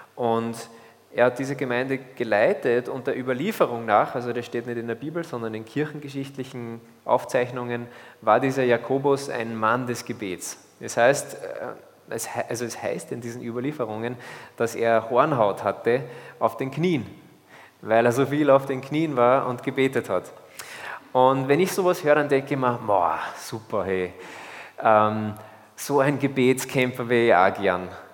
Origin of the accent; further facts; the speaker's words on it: Austria; als Österreicher